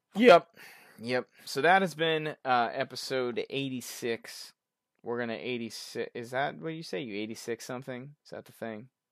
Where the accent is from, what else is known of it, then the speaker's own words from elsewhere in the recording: Boston, Massachusetts, United States; I'm from Boston